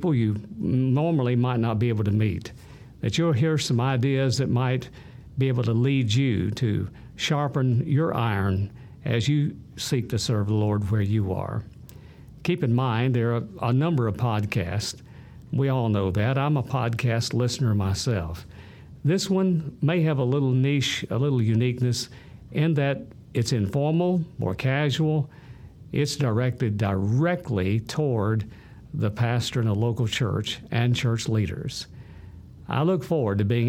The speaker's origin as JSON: {"language": "English", "town": "Birmingham", "region": "Alabama", "country": "United States", "tie": "born or raised there", "also_born_or_lived": "Cullman / Tuscaloosa", "said": "I grew up in Birmingham"}